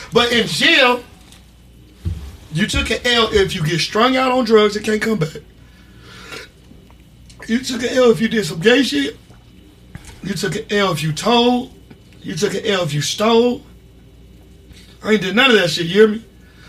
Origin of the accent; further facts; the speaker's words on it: Gardena, California, United States; also born or lived in Compton / Watts / Sacramento; I grew up in Gardena, Compton, Watts, Sacramento. I grew up in a lot of motherfucking places.